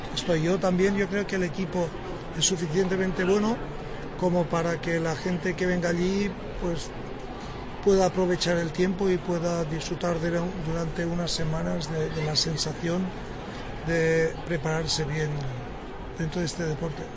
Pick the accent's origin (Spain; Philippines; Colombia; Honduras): Spain; yo como español